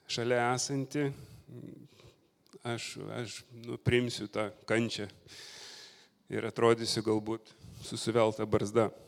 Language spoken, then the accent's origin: Lithuanian; Lithuania; also born or lived in England; now in United Kingdom; buvau nominuotas į kažkokį ten Anglijos portalą kaip lietuvis